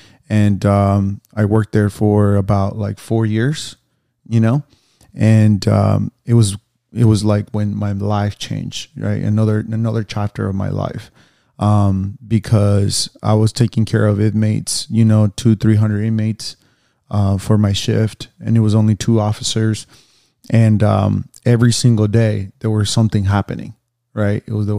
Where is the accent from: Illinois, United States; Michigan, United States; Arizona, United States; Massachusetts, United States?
Arizona, United States; Phoenix; now in Los Angeles, United States; I'm a personal trainer, and I'm from Phoenix, Arizona.